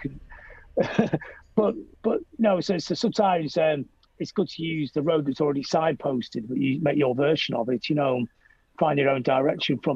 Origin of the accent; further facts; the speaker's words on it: Blackpool, North West England, United Kingdom; I, really love coming from Blackpool